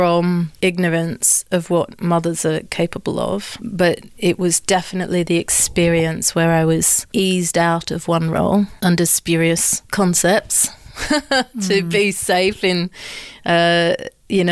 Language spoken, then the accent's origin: English; Australia; moved away as an adult; also born or lived in London; So I grew up in Australia. I'm Australian and British.